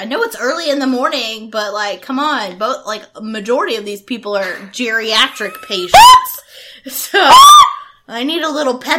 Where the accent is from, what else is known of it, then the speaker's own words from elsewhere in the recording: Pensacola, Florida, United States; also born or lived in Memphis, Tennessee; in Pensacola, from about the time I was 3. I was born in Memphis. We moved down here to the balmy shores of Pensacola. That's basically where I grew up.